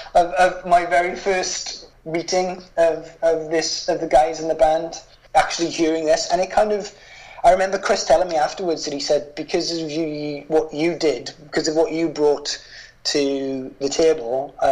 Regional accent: hometown near Cardiff and Newport, Wales, United Kingdom; I had just opened a record store in my hometown

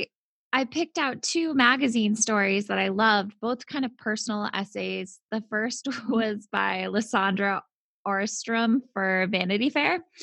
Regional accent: Worcester, Massachusetts, United States; accent: Worcester; when I hang out with people from Worcester, my accent sure. is more pronounced

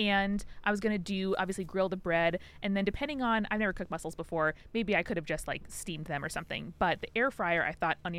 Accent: Long Island, New York, United States; I'm from Long Island, New York, which is a beachy peninsula extending east of New York City, and progressively as you get further east, trying to distance itself from New York City more and more and more.

